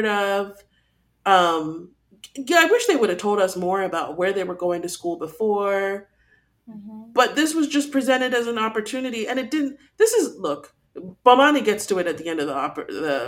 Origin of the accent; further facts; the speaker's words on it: Texas, United States; I live in Texas, I grew up in Texas